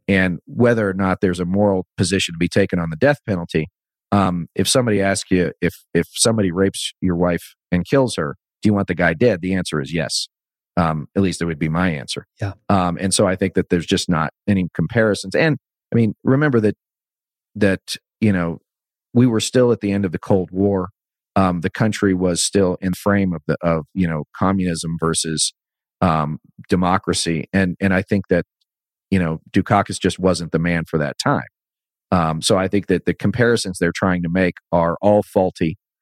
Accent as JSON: {"language": "English", "region": "Northern Virginia", "country": "United States", "tie": "born or raised there", "said": "I grew up in the 80s. Um, in a you know in a you know in northern virginia"}